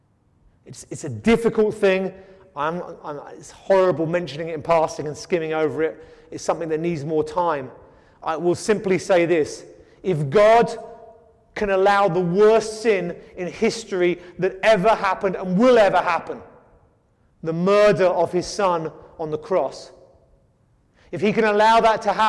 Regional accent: England, United Kingdom; moved away; I come from England

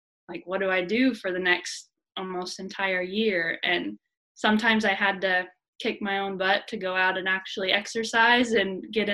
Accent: Southwest Missouri, United States; moved away as an adult; I was from Southwest Missouri, but so I live 4 hours away from here

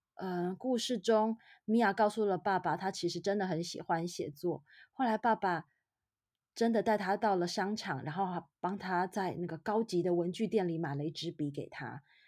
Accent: Taiwan; now in Boston, United States; 身为台湾人

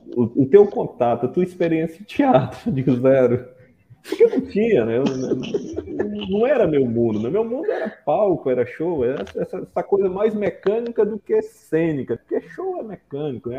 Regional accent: Acre, Brazil; moved away as an adult; also born or lived in Northeast Brazil; now in Cruzeiro do Sul, Brazil; Eu sou acriano

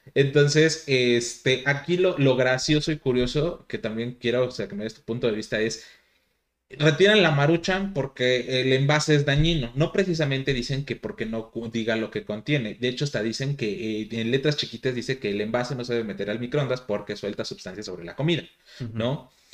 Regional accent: Mexico; nuestro alimento predilecto de los mexicanos

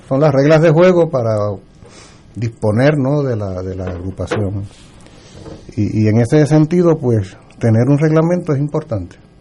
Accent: Puerto Rico; yo soy puertorriqueño

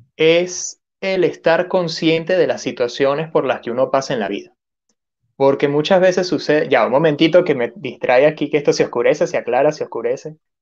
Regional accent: Venezuela; now in Peru; yo soy de Venezuela y ahorita estoy viviendo en Perú.

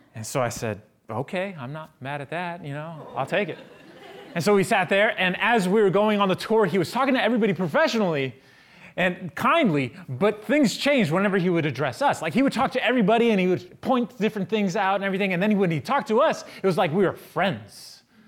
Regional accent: San Francisco, California, United States; I'm from San Francisco.

